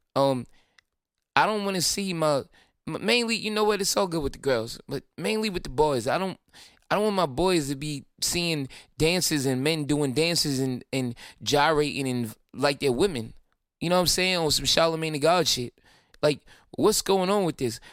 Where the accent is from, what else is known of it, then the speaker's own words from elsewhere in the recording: Brooklyn, New York, United States; I'm from Brooklyn.